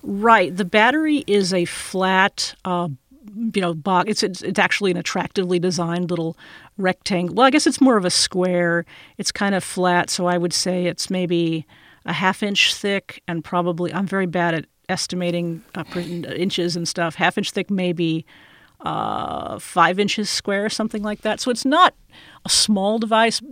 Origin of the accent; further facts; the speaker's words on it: Austin, Texas, United States; here in my hometown, Austin, Texas